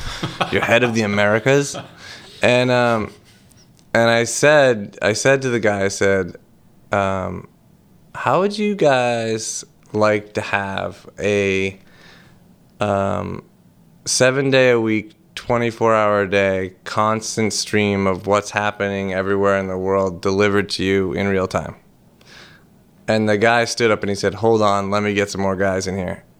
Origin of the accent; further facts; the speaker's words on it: Boston, Massachusetts, United States; I was born in Boston, raised on welfare